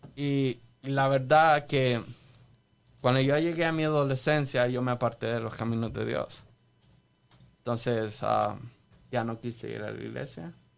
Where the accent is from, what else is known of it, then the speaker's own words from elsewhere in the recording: El Salvador; yo nací en El Salvador, me crié en El Salvador